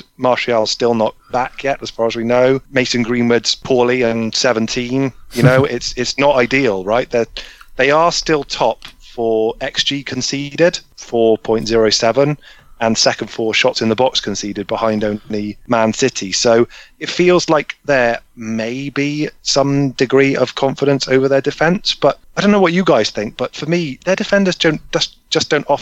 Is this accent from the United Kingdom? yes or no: yes; Bristol, South West England, United Kingdom; I'm from Bristol